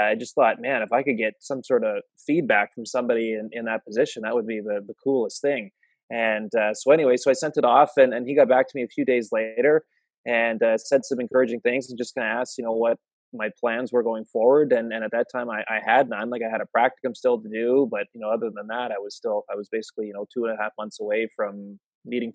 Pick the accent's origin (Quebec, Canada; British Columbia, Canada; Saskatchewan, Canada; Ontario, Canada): British Columbia, Canada; Vancouver Island; moved away as an adult; also born or lived in Calgary; I grew up on Vancouver Island on the West Coast